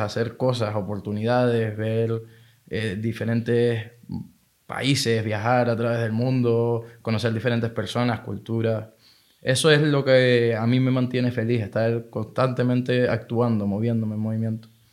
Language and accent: Spanish; Tenerife, Canary Islands, Spain; moved away as an adult; nací aquí en Tenerife, me crié aquí en Tenerife toda mi vida hasta hace dos años